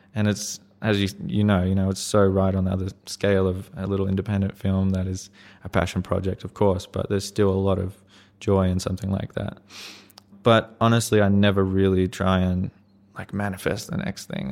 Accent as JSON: {"language": "English", "region": "Queensland", "country": "Australia", "tie": "born or raised there", "said": "go from New Zealand to Queensland, kind of be able to stay in my, my hometown area"}